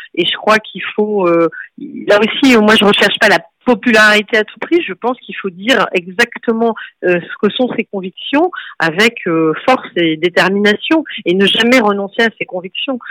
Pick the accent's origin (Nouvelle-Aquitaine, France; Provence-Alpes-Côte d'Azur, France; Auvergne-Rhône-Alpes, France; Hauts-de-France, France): Nouvelle-Aquitaine, France; Bordeaux; je suis née à Bordeaux